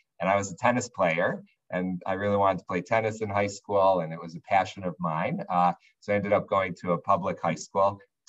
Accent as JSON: {"language": "English", "town": "Skokie", "region": "Illinois", "country": "United States", "tie": "born or raised there", "moved": "yes", "lives_now": "Washington, D.C., United States", "said": "I grew up in Skokie, which was a very Jewish area"}